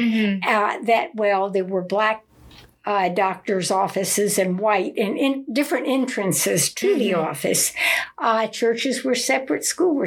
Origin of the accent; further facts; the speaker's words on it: Georgia, United States; moved away; also born or lived in Mulvane, Kansas; I was born in Georgia.